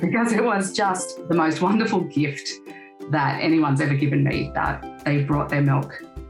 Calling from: Queensland, Australia; I'm speaking from Quandamooka country in Queensland.

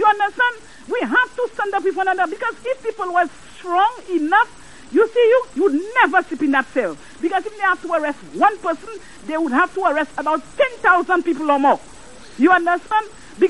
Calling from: Canaries, St. Lucia; I'm calling from Canaries.

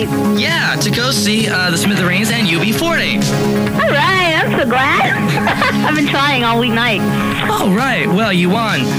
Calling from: Goleta, California, United States

